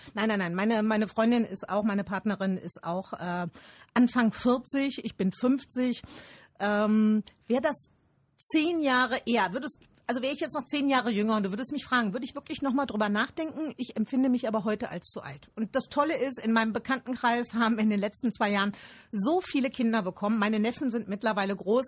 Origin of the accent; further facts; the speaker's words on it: Rhineland, Germany; ich bin ein Rheinländer.